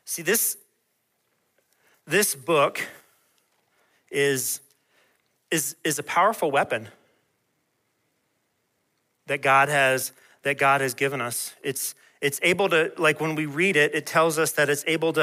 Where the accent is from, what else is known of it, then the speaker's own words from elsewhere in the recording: Peachtree City, Georgia, United States; Where I was growing up in Georgia